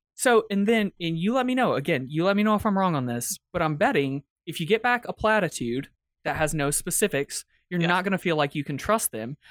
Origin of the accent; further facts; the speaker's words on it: Atlanta, Georgia, United States; I'm from Atlanta, the cradle of the civil rights movement